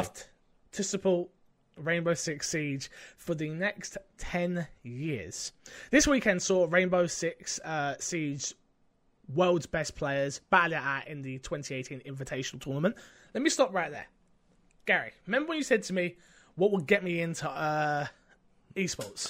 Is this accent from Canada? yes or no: no; United Kingdom; 'cause I'm British.